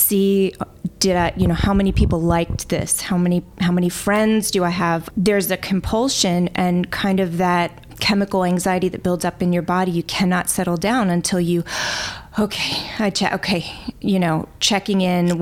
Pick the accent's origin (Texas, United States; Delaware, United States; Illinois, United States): Delaware, United States; I am originally from Delaware.